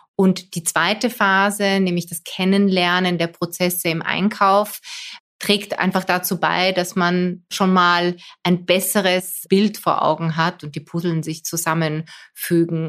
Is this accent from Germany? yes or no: no; Poland; also born or lived in Austria; now in Vienna, Austria; als Polin